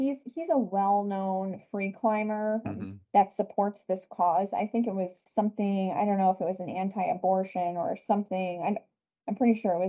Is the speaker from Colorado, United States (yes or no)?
no; New Jersey, United States; now in Arizona, United States; I'm from New Jersey